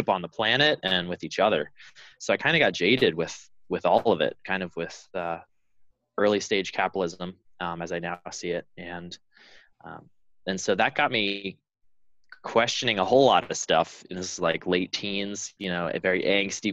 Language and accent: English; Allentown, Pennsylvania, United States; I grew up in Pennsylvania, on the eastern side of the state, in Allentown